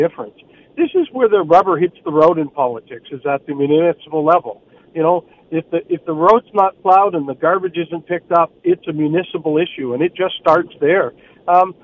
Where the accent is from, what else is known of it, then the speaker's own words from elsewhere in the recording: St. Thomas, Ontario, Canada; my hometown, St. Thomas, Ontario.